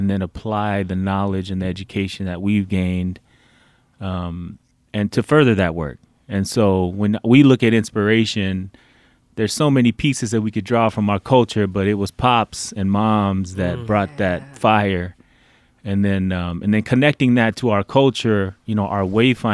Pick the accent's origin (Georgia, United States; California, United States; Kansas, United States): California, United States; Oakland; we were all born and raised in Oakland